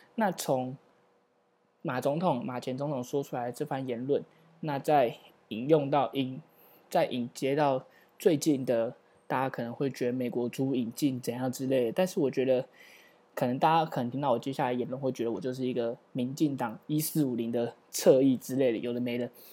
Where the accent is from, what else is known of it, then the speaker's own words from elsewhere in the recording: Taiwan; 作为一个土生土长的台湾人